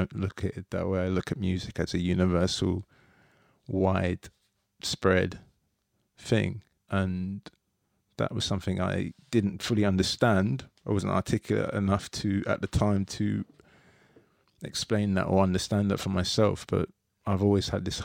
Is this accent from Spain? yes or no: no; London, United Kingdom; I grew up in Tooting, South London